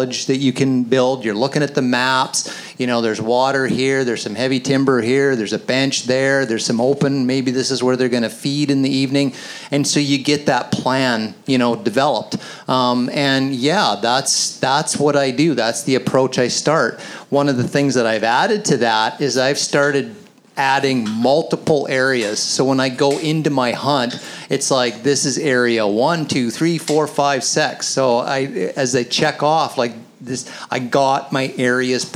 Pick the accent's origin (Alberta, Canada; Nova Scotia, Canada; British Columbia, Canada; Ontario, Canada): British Columbia, Canada; the Kootenays; I grew up hunting elk in the Kootenays